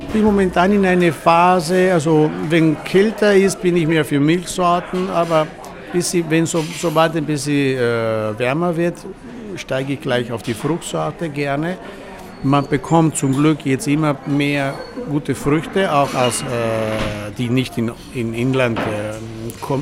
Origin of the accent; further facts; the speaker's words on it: Val Zoldana, Veneto, Italy; German is a second language; now in Vienna, Austria; ich komme aus Italien, auf der Val Soldana. Das ist ein Land in die Dolomiten.